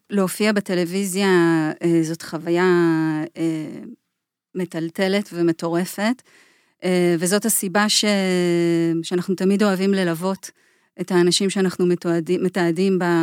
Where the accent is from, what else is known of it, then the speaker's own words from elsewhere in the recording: Israeli periphery, Israel; זאת אומרת, גם רובי וגם אני גדלנו בפריפריה של ישראל, אה, אולי אה, כל אחד גדל במקום שמוגדר אחרת מבחינה חברתית ופוליטית, אבל שנינו גדלנו בפריפריה של ישראל